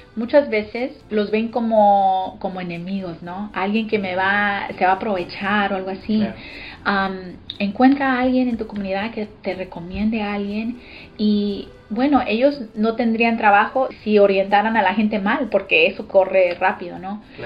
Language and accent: Spanish; Austin, Texas, United States; born or raised there; also born or lived in Los Angeles, California